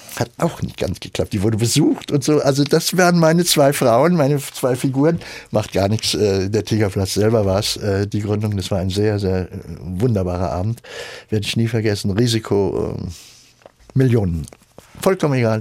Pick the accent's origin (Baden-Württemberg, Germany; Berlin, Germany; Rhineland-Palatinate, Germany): Berlin, Germany; now in Frankfurt, Germany; dann sind wir zurück nach Berlin wo ich geboren bin